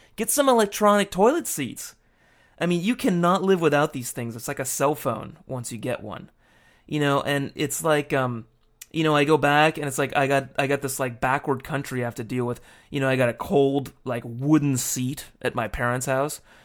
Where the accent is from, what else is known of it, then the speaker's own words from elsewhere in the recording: United States; now in Japan; my home country